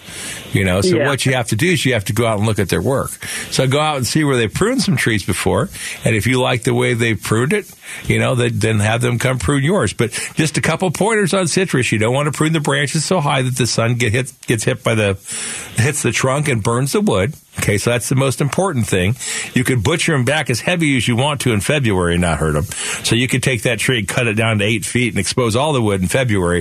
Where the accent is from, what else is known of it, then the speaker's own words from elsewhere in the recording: Phoenix, Arizona, United States; I grew up right here in Sunny Slope